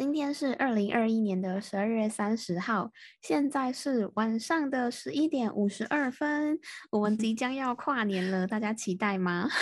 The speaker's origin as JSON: {"language": "Chinese", "country": "Taiwan", "said": "我是台湾的"}